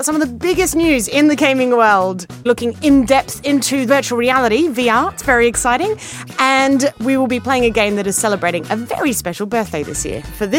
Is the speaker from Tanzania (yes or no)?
no; Australia; I'm a comedian. I'm Australian.